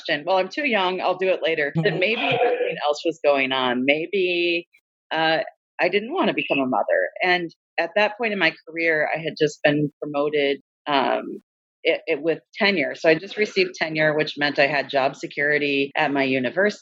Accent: Minnesota, United States; moved away as an adult; now in Bangor, United States; I'm originally from Minnesota, so came to Maine straight out of grad school right after getting my PhD in 2003.

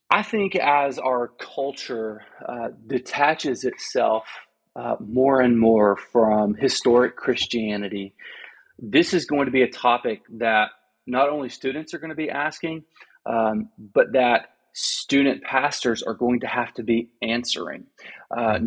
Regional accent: Arkansas, United States; now in Austin, United States; I'm born and raised in Arkansas

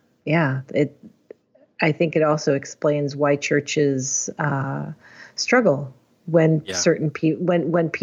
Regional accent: Chicago, Illinois, United States; I grew up in the northwest suburbs of Chicago

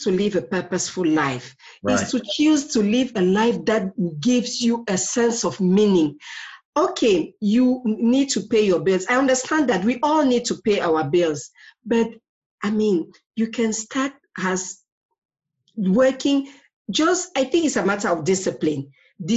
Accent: Cameroon; I'm originally from Cameroon

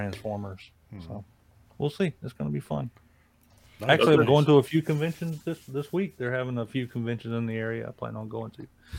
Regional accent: upstate South Carolina, United States; I grew up and lived and worked around Charlotte, so I'm from South Carolina, upstate South Carolina, nice. Probably 30 minutes from Charlotte.

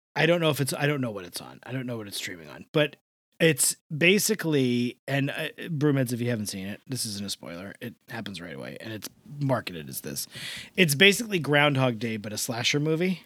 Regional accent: New York, United States; I'm from the East Coast

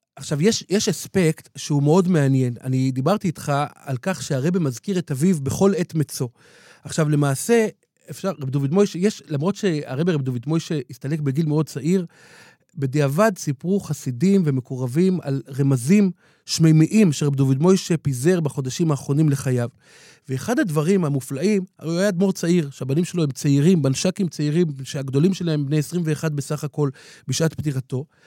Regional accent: Jerusalem, Jerusalem District, Israel; בירושלים, כשהיינו ילדים, רחוב בר אילן

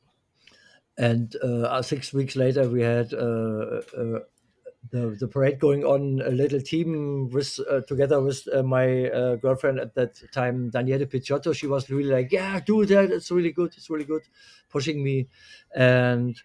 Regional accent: Berlin, Germany; I'm a born Berliner. I grew up in West Berlin.

